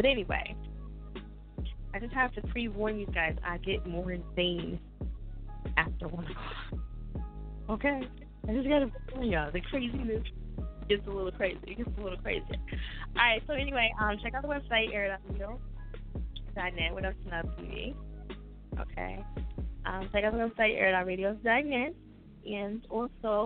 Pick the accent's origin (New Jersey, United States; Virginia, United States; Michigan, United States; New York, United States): New Jersey, United States; I'm from Jersey